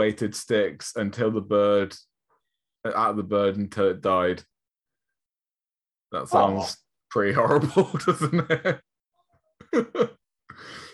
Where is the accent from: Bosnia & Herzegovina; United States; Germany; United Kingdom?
United Kingdom; as a Southerner